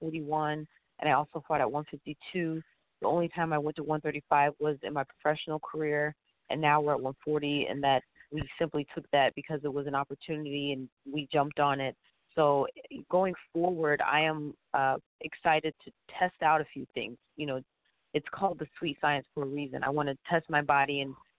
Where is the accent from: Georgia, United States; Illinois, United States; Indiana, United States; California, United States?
Illinois, United States; Belleville; moved away as an adult; also born or lived in St. Louis, Missouri / Chicago, Illinois; I was raised in Belleville, Illinois, and after college I moved to St. Louis